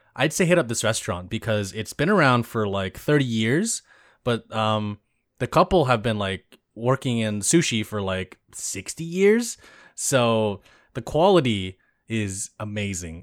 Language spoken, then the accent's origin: English; California, United States; I grew up in suburbia in California